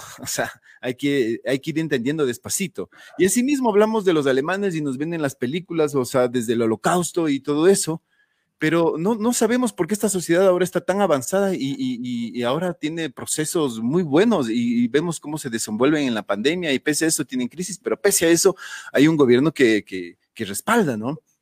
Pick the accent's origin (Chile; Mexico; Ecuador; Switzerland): Ecuador; como ecuatorianos eh, asumimos